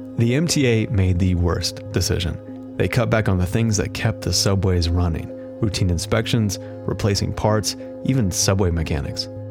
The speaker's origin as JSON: {"language": "English", "region": "Ohio", "country": "United States", "tie": "born or raised there", "said": "I grew up mainly in Ohio"}